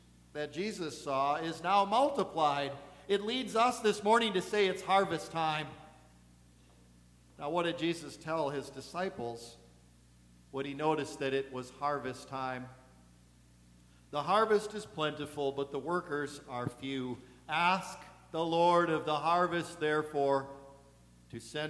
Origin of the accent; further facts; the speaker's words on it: Eagle River, Wisconsin, United States; I'm from Eagle River